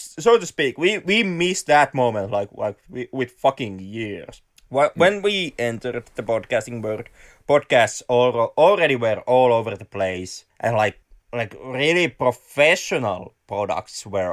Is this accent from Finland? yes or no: yes; Finland; We are from the land of rally